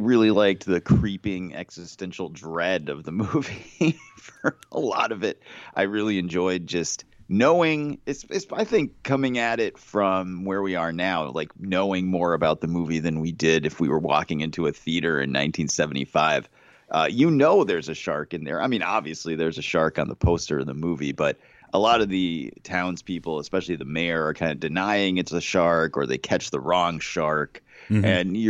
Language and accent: English; Massachusetts, United States; I grew up in Massachusetts. I still live in Massachusetts, and I've been to Martha's Vineyard